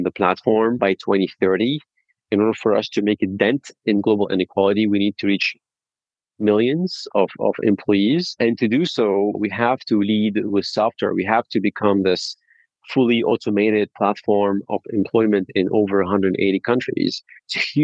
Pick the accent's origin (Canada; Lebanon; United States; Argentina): Lebanon; moved away; I'm originally from Lebanon